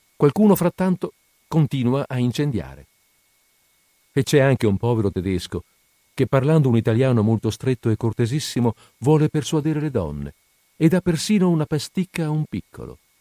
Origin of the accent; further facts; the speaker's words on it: Padua, Veneto, Italy; Noi padovani, io sono padovano, noi padovani quelle tronche non le conosciamo